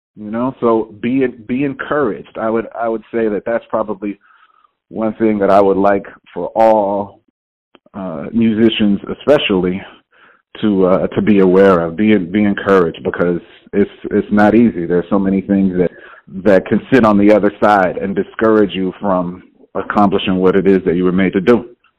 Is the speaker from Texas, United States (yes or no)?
yes; Houston, Texas, United States; now in New York, United States; I'm originally from Houston, Texas